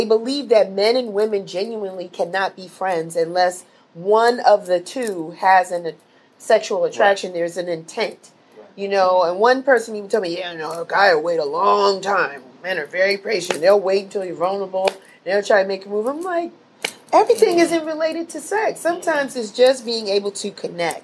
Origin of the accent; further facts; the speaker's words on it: New York City, New York, United States; growing up in the Bronx, New York